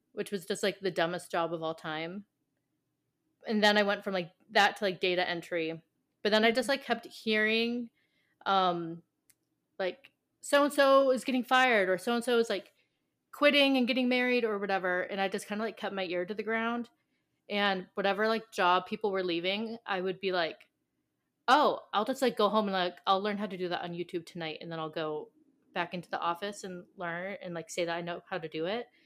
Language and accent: English; California, United States; I'm from California